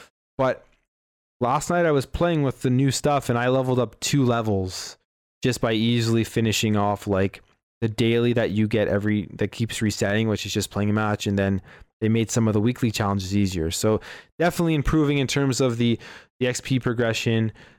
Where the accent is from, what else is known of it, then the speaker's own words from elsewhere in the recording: Canada; We're Canadian, though